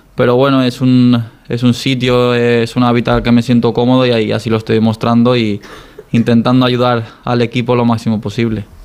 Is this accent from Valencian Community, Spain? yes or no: yes; Dénia, Valencian Community, Spain; moved away as an adult; reconocer a mi pueblo, a Denia